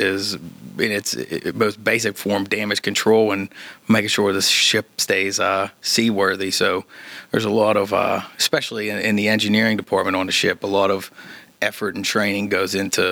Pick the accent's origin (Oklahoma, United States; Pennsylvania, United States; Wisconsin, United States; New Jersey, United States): Pennsylvania, United States; Swissvale; Where'd you grow up? Swissville. Working class town on the east end of Pittsburgh